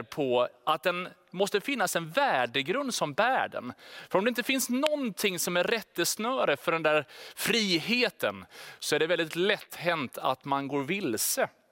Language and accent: Swedish; Sweden; Vi är ju liksom svenskar, vi är stöpta väldigt tydligt i en form av självständighet, individualism.